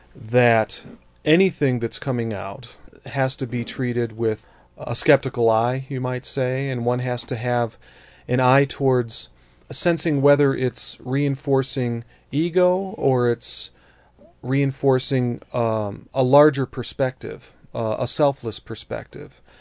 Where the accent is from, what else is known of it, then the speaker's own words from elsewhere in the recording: Colorado, United States; here in Colorado, my home state